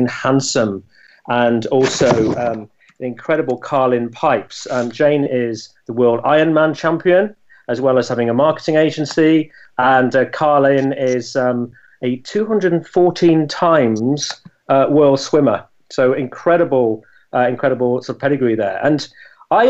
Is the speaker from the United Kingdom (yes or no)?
yes; Scunthorpe, Yorkshire and the Humber, United Kingdom; moved away; I came from Scunthorpe, and my dad worked in the Scunthorpe Steelworks